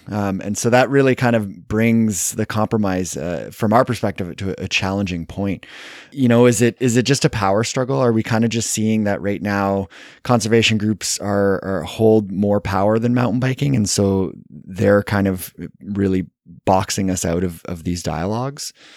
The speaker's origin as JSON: {"language": "English", "country": "Canada", "said": "I'm Canadian"}